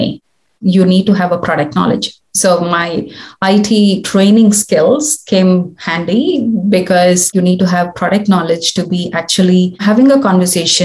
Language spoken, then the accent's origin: English; India; moved away as an adult; also born or lived in New Zealand; now in Australia; I was born in India. And I grew up there.